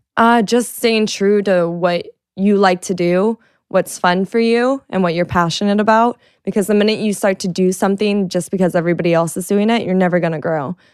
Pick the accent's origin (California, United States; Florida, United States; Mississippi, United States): Florida, United States; I'm from Florida